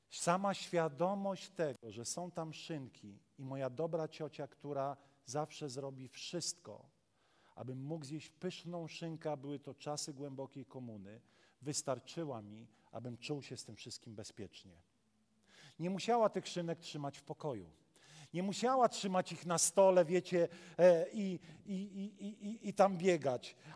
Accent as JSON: {"language": "Polish", "region": "Warmian-Masurian Voivodeship", "country": "Poland", "lives_now": "Pszów, Poland", "said": "I wiecie, ja jestem z Mazur. Właściwie to ja nie wiem skąd jestem, bo dla Mazurów jestem Ślązakiem, dla Ślązaków jestem Gorolem."}